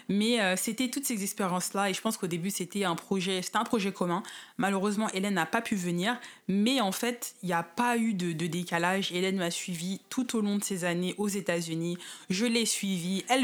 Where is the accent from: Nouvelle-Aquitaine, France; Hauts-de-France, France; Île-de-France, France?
Île-de-France, France; Seine-Saint-Denis, Paris suburbs; moved away as an adult; now in Los Angeles, United States; je viens du 9-3, hein, du 4 Seine-Saint-Denis, du 93